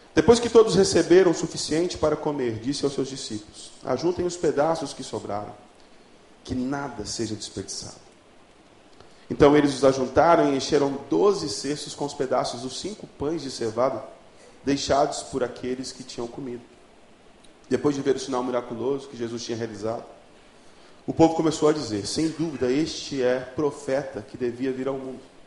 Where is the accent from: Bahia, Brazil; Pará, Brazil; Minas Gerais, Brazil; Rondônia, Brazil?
Rondônia, Brazil; Ariquemes; born or raised there; also born or lived in Porto Velho